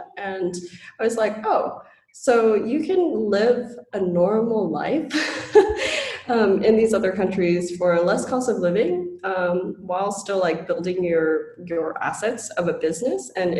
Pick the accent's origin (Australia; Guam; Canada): Guam; moved away; also born or lived in Hawaii / Colorado / Tennessee; I was born and raised on Guam, and then in 2002 a typhoon hit, and my mom was basically like, okay, I'm moving to the US, are you coming with me?